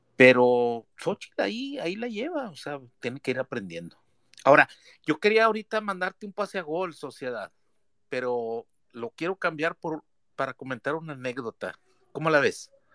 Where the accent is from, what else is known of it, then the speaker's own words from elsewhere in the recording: Piedras Negras, Coahuila, Mexico; now in San Antonio, United States; estoy en San Antonio, Texas, yo soy de Piedras Negras, Coahuila